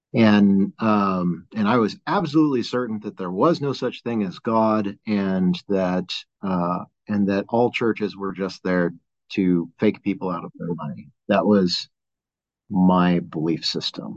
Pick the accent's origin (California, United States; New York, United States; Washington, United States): California, United States; San Gabriel Valley, Los Angeles area; moved away as an adult; now in Flagstaff, United States; grew up in the LA area, uh, born and raised uh, in San Gabriel Valley